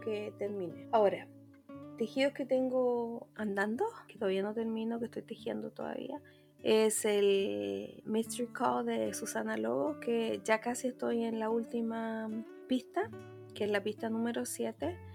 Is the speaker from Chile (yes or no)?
yes; Chile